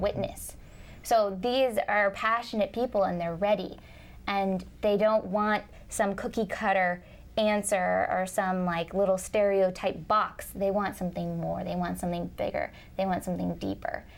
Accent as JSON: {"language": "English", "region": "Minnesota", "country": "United States", "said": "I'm from Minnesota originally, but I'm moving to Canada."}